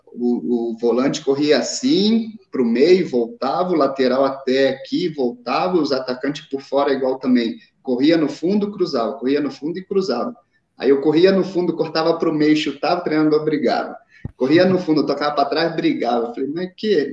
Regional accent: São Paulo, Brazil; accent: carioca; moved away as an adult; also born or lived in São João de Meriti, Rio de Janeiro / Itaguaí, Rio de Janeiro; now in Guatemala; quando era adolescente fui, fui jogar num time em São Paulo e, e aí cresci, praticamente cresci, vivi maior tempo aí em São Paulo, desde os meus 10, 10 11 anos de idade

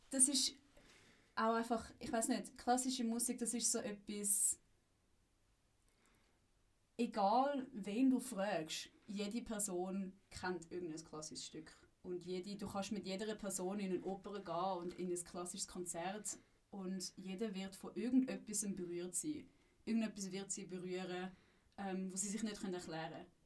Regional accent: Zurich, Switzerland; also born or lived in Frankfurt am Main, Germany; Schweizer Eltern, meine Mutter ist Schweizerin, mein Vater ist Deutsch-Franzos. Ähm, bin dann aber relativ schnell in die Schweiz gezügelt und bin eigentlich die meiste Zeit in Zürich aufgewachsen.

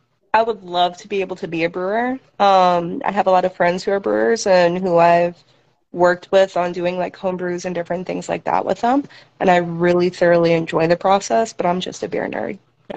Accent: Valparaiso, Indiana, United States; also born or lived in Chicago suburbs; but I'm originally from Valparaiso, Indiana.

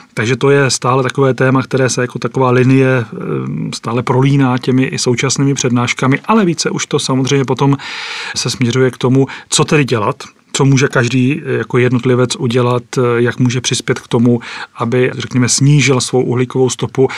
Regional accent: Třebíč area, Vysočina Region, Czechia; z Vysočiny pocházím ze Střebícka

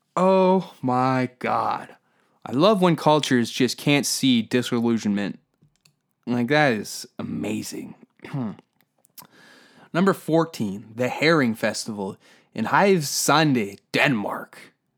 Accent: Canada; Because that's where we are in Canadian culture.

